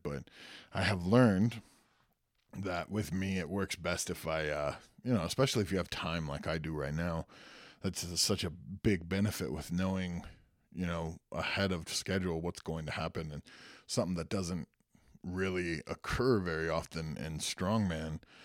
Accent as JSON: {"language": "English", "town": "Santa Cruz", "region": "California", "country": "United States", "tie": "born or raised there", "said": "went to high school and was born in Santa Cruz, California"}